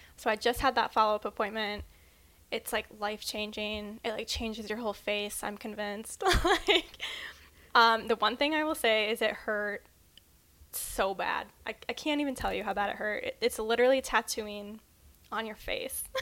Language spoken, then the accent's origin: English; Midwest, United States; we're from the Midwest